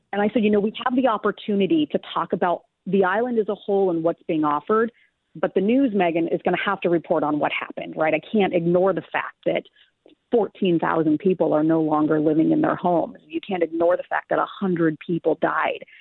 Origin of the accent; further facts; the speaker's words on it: California, United States; now in Minnesota, United States; I grew up in California